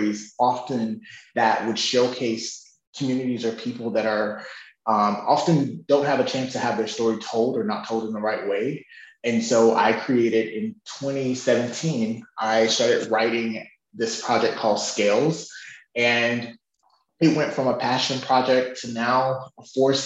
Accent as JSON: {"language": "English", "area": "Chicago", "region": "then Mississippi", "country": "United States", "tie": "born or raised there", "said": "I grew up in Chicago, then in Mississippi, the South"}